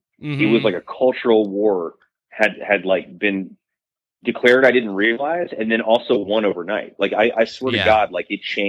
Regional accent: Idaho, United States; moved away as an adult; also born or lived in Ohio / New York / Boise; I grew up in Idaho. Like I lived in New York a little bit.

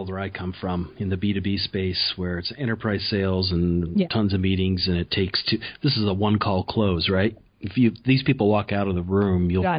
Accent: Peoria, Illinois, United States; I'm from Peoria.

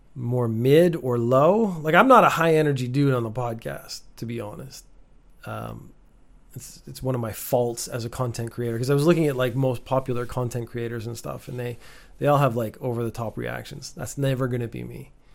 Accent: Canada; being Canadian and growing up with America right next door

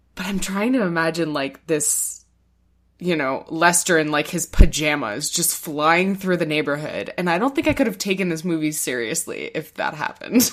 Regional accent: Canada

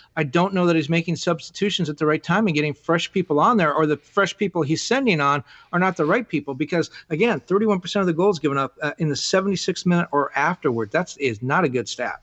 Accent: Southern California, United States; moved away; also born or lived in Miami; I grew up in Southern California

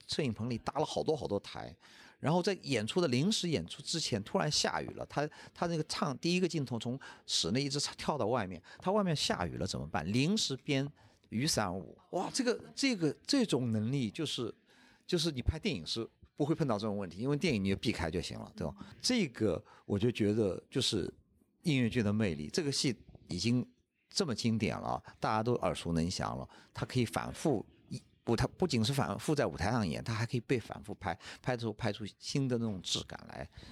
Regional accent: China; 我们中国人

